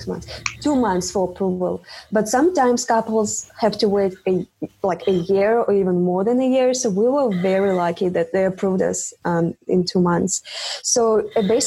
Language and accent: English; Russia; English is a second language; moved away as an adult; also born or lived in Czech Republic; I'm from Russia, but I went to study to Czech Republic.